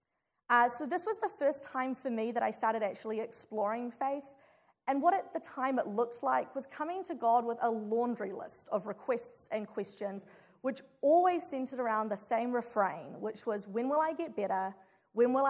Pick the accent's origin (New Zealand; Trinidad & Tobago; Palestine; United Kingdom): New Zealand; moved away as an adult; now in Chicago, United States; I'm from New Zealand